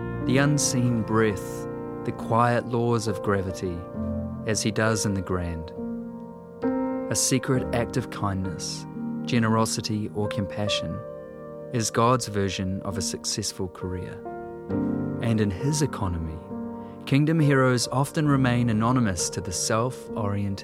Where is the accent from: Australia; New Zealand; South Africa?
New Zealand